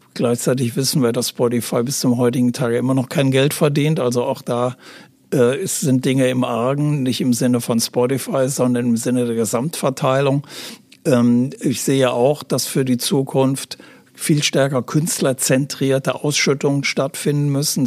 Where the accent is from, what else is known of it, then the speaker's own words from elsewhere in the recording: Aachen, North Rhine-Westphalia, Germany; moved away as an adult; also born or lived in Hamburg; in Aachen, äh, das ist meine Heimatstadt